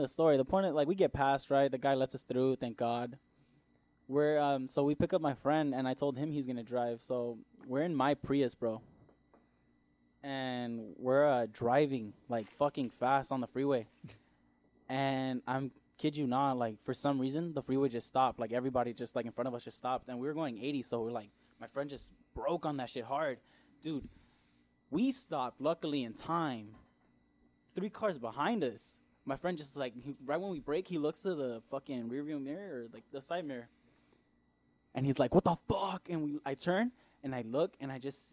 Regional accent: La Puente, California, United States; I'm from La Puente

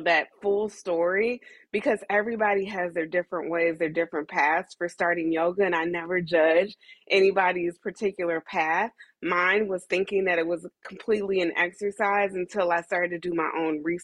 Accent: Dayton, Ohio, United States; moved away as an adult; also born or lived in Atlanta, Georgia; now in New York, United States; I'm originally from Dayton, Ohio

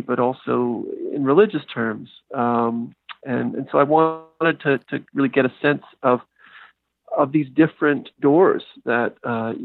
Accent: Canada; moved away; I'm a Canadian

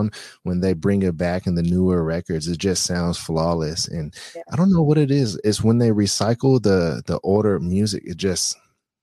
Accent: Bay Area, California, United States; I'm from the Bay Area

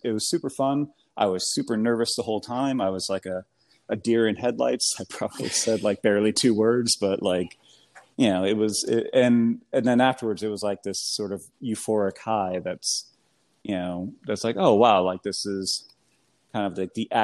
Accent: United States; accent: American; my American accent

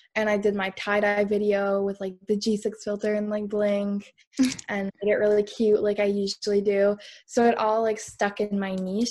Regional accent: Canada; I'm from Canada

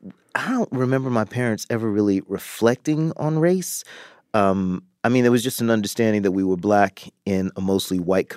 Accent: the South, United States; growing up, I'm slightly older than you, but growing up in the South

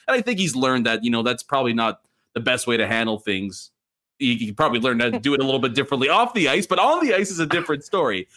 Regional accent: Philadelphia, Pennsylvania, United States; I come from Philly

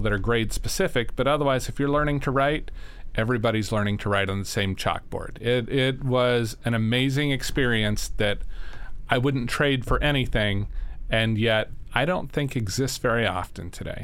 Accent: Sandhills of Nebraska, United States; I grew up in Nebraska. Um, in in the sandhills of Nebraska

